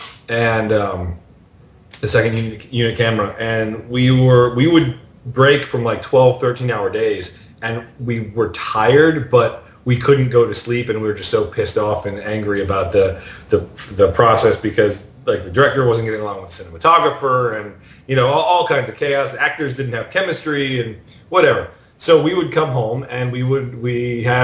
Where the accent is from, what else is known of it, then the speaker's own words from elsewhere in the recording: New York, United States; I grew up in New York